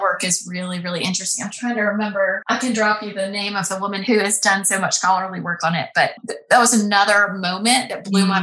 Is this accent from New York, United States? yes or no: no; Alabama, United States; moved away as an adult; also born or lived in Boston; I grew up in Alabama mm. in a little town, went to a public school